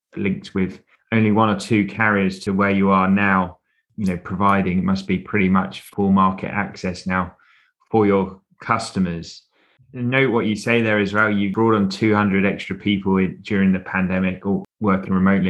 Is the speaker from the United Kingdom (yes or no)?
yes; United Kingdom; being British